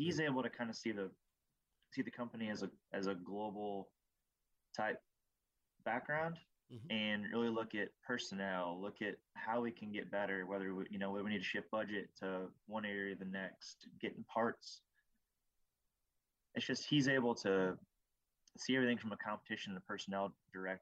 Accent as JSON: {"language": "English", "region": "Iowa", "country": "United States", "tie": "born or raised there", "said": "growing up in Iowa"}